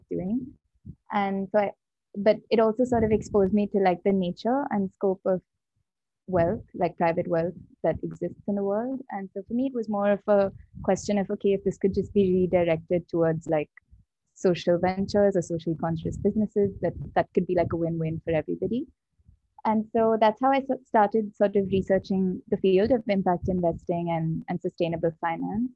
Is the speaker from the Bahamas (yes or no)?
no; India; moved away as an adult; I grew up in India